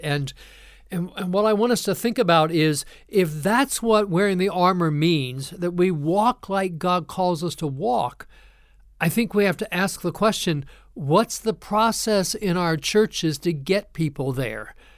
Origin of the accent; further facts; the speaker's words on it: Ohio, United States; moved away as an adult; also born or lived in Kentucky; now in North Carolina, United States; I'm also a transplant here to North Carolina. I grew up in Ohio